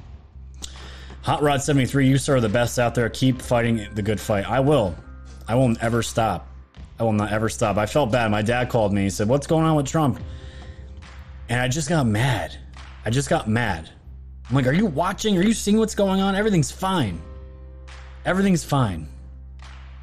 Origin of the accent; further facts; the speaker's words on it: New York, United States; growing up in New York my entire life